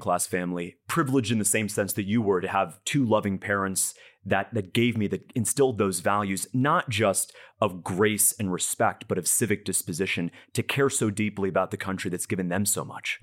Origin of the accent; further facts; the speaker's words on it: Broward County, Florida, United States; also born or lived in Madison County, Florida; I'm from Broward